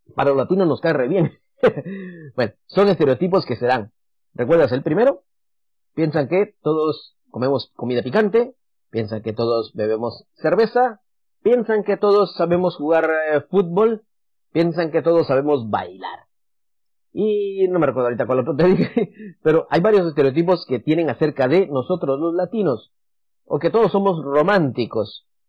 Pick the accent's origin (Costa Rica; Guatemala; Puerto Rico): Guatemala; moved away; En Guatemala tenemos mucho café